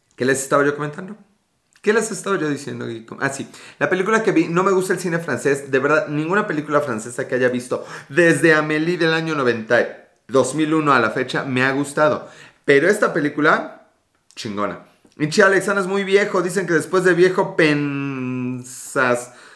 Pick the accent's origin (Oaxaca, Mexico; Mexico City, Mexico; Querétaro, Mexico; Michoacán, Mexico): Mexico City, Mexico; yo soy Ciudad de México